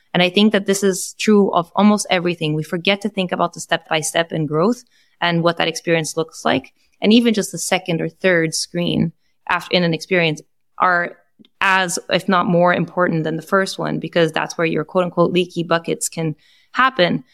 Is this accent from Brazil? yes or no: yes; Brazil; now in United States; I am Brazilian, so I am Latin American